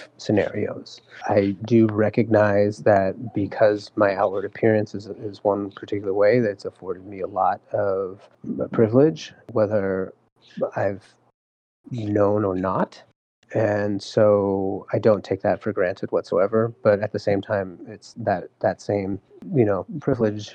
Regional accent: California, United States; I was born and raised here in California.

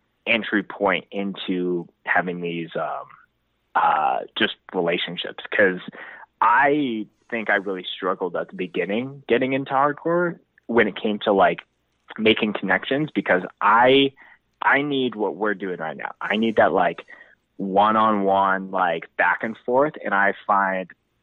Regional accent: Winnipeg, Manitoba, Canada; now in Calgary, Canada; I grew up in Winnipeg

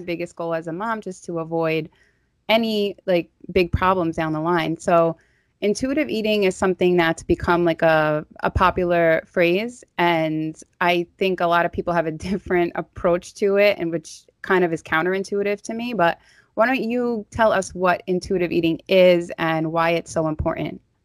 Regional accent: New York City, New York, United States; accent: Staten Island; my Staten Island accent

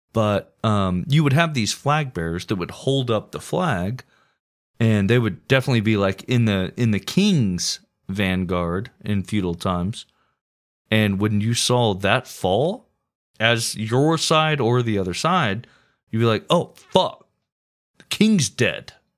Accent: United States; as an American

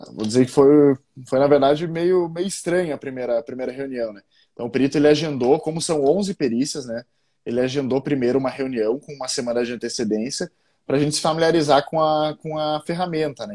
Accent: Passo Fundo, Rio Grande do Sul, Brazil; sou gaúcho de Passo Fundo, né, aqui do no frio do no, no sul do está no sul do, do, país

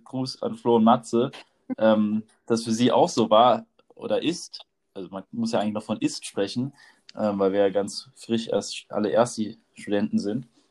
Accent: near Mainz / Rheinhessen, Rhineland-Palatinate, Germany; wir beide kommen auf jeden Fall aus der Nähe von Mainz oder aus Mainz direkt. Und äh, bei uns in Rheinhessen

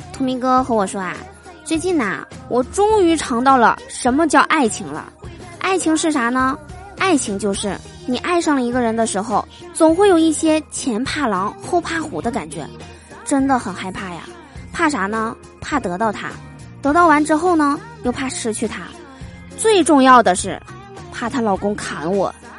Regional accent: Northeast China, China; 我们东北这边啊，最近呢是到时候了，早晚啊都特别的凉

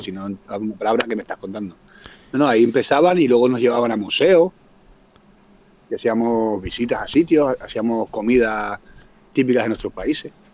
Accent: Tenerife, Canary Islands, Spain; moved away as an adult; now in Finland; yo vengo de Tenerife

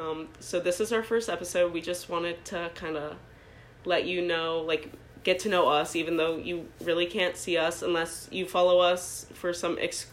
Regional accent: Dublin, Ohio, United States; I'm actually from Dublin, Ohio.

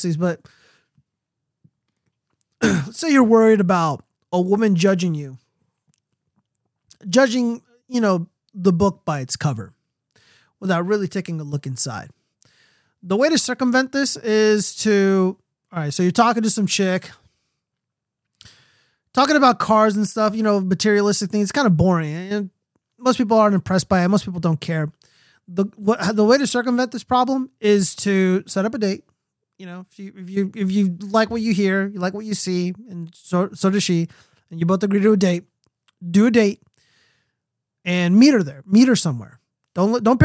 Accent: United States; an American citizen

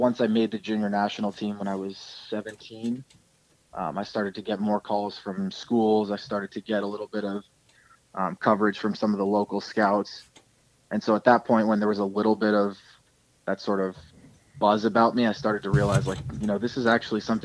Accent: Toronto, Ontario, Canada; moved away as an adult; I'm this Canadian shortstop from Toronto

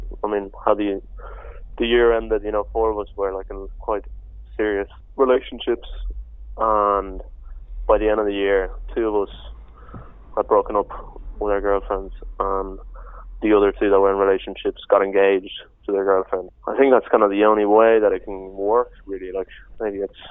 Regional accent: Madrid, Community of Madrid, Spain; I grew up in Spain, in Madrid

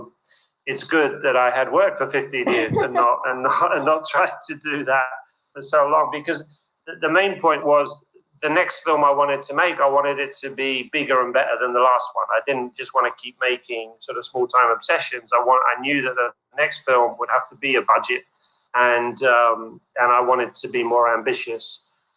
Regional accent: London, United Kingdom; I was born in London

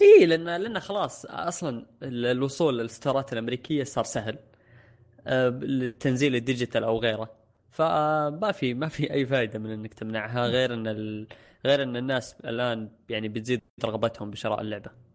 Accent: Saudi Arabia; عندنا في السعوديه

